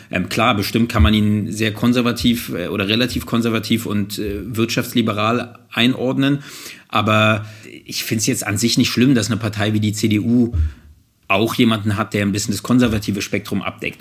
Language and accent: German; Germany; ich bin selbst Deutscher, ich lebe hier in Deutschland und bin Deutscher